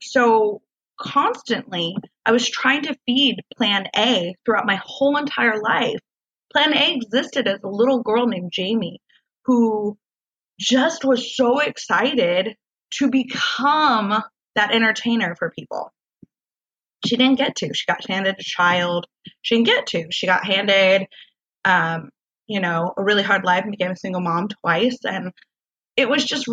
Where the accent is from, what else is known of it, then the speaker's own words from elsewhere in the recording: Washington, United States; moved away as an adult; now in Southern California, United States; moving here to California, I'm from Washington State